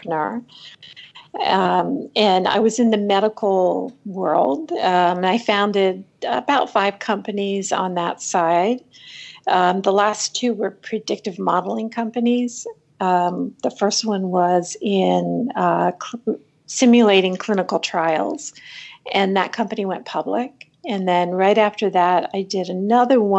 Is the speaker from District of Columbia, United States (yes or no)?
yes; Washington, District of Columbia, United States; also born or lived in Alaska; I moved to Washington, D.C. and grew up with a government academic point of view